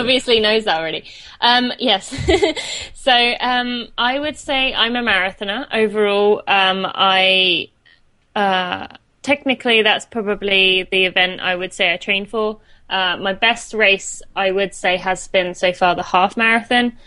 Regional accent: St Albans, East of England, United Kingdom; accent: British; moved away as an adult; I'm from uh, St Albans in England. I lived there till I was 18

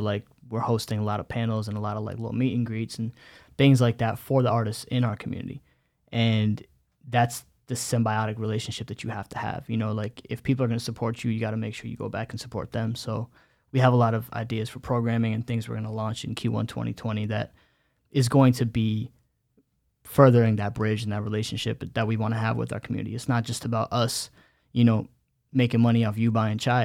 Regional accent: United States; first language Bengali; English is a second language; growing up in america i remember for me being the, the older you know older son

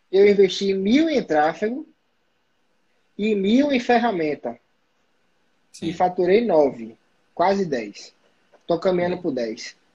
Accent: Salvador, Bahia, Brazil; ele sabe que eu uso iPhone, ele sabe que eu, que eu sou de Salvador, e ele sabe que eu sou de Aquário, porra, é um mago.

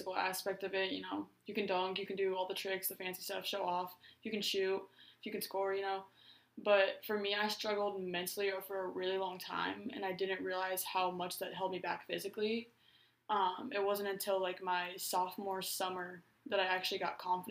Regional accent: Omaha, Nebraska, United States; I'm from Omaha, Nebraska.

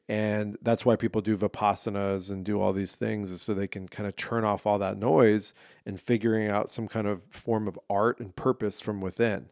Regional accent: San Diego, California, United States; I didn't grow up in L A, I grew up in San Diego

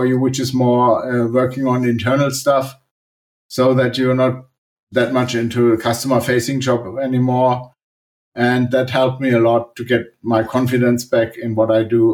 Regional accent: Germany; I'm from Germany

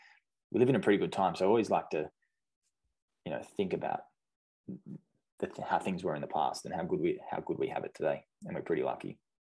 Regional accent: Australia; just like what I grew up with in Australia.

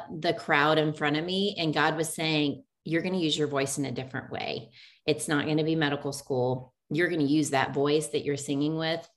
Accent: Oklahoma, United States; also born or lived in Tulsa, Oklahoma; I grew up in Oklahoma and really small town, Oklahoma, grew up with a younger sister and a younger brother

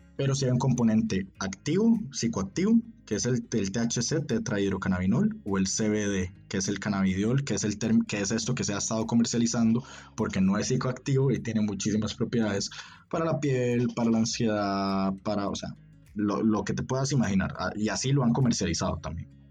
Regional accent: San José, Costa Rica; also born or lived in Heredia, Costa Rica; nací y me, criaron en, en San José, Costa Rica de hecho cerca en una provincia que se llama Heredia

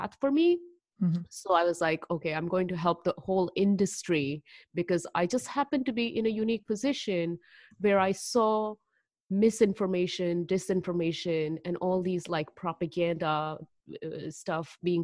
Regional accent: Delhi, India; moved away as an adult; also born or lived in Haryana, India / Chicago, United States; now in United States; I'm originally from Delhi, and I say that for simplification, but if you were to track me down all the way where I was born, it's another northern part in India. It's called Haryana, which is right next to Delhi

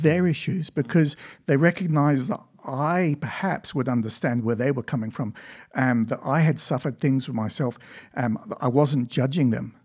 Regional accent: Ipswich, East of England, United Kingdom; also born or lived in Africa / Victoria, Australia; now in Australia; I was born in England, and that's where I lived for the first twelve years of my life

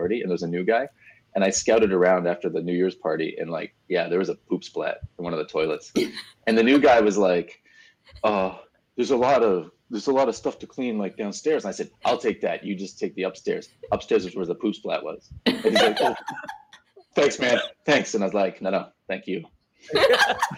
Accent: Brampton, Ontario, Canada; moved away; also born or lived in Etobicoke, Toronto; I grew up in Brampton, Ontario, which is like a little further up from Toronto, so it's a suburb

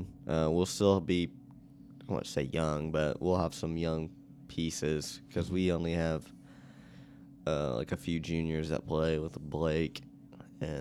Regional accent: Muncie, Indiana, United States; I grew up in Muncie

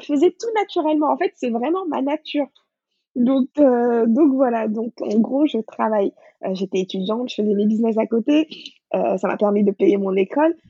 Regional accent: Dakar, Senegal; moved away as an adult; also born or lived in Paris region, France; now in France; Moi, je suis née à Dakar, j'ai grandi là-bas, j'ai fait l'école là-bas.

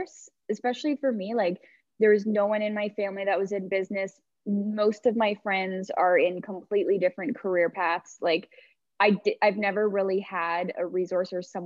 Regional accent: Dundas, Ontario, Canada; also born or lived in Toronto; So I grew up in Dundas, which is just like a suburb of Hamilton. So I've pretty much been here my whole life

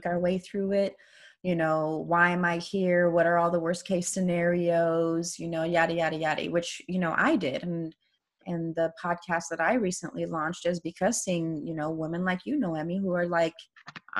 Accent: Iran; first language Persian; English is a second language; moved away; also born or lived in New York City, United States; I grew up in the revolution, which, you know, so anyone who's new here, I was born in Iran

